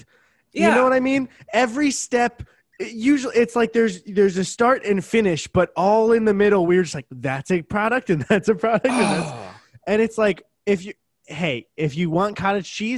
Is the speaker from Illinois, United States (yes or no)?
yes; Chicago, Illinois, United States; now in Los Angeles, United States; I'm from Chicago